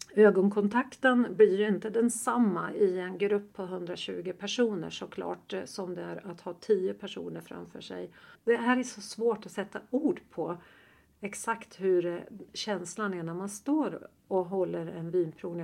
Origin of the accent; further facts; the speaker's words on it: Östersund, Jämtland, Sweden; moved away; nästa vecka så kommer jag tillbaka till Östersund där jag är född